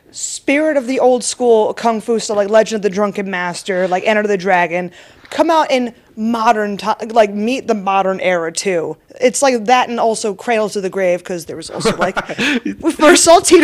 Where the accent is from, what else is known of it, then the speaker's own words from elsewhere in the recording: East Coast, United States; moved away; also born or lived in Las Vegas; I'm originally from the East Coast.